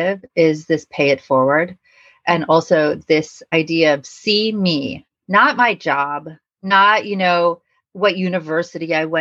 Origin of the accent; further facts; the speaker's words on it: Los Angeles, California, United States; moved away as an adult; also born or lived in New York City; growing up in Los Angeles